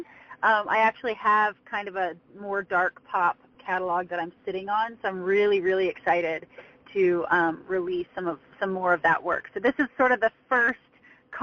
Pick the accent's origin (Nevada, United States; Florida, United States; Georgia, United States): Georgia, United States; just south of Atlanta; So just south of Atlanta